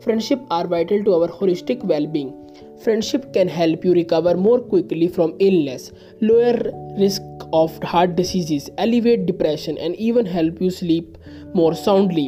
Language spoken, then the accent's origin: English; India; I am from India